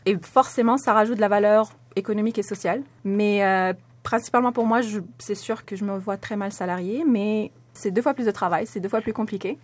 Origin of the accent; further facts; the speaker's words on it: Morocco; moved away as an adult; j'ai grandi au Maroc